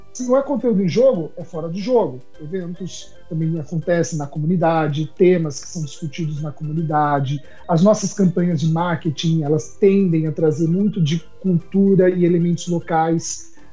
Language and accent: Portuguese; Brazil; Nós somos brasileiros